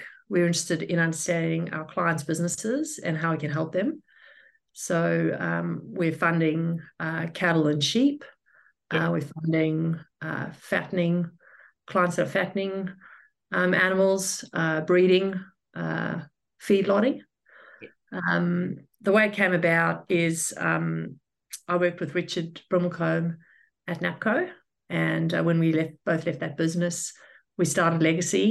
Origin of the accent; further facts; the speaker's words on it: South Africa; moved away as an adult; also born or lived in Western Australia, Australia / Sydney, Australia; now in Brisbane, Australia; I was born in South Africa and I migrated to Australia in 2006. I was in investment banking back home in the telco sector